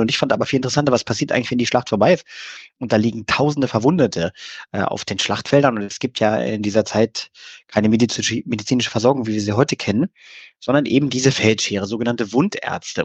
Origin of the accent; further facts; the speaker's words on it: Germany; Wir Deutschen